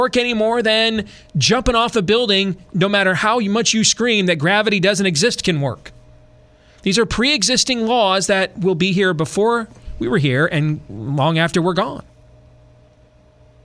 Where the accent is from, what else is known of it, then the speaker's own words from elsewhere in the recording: Michigan, United States; moved away; when I was growing up in Michigan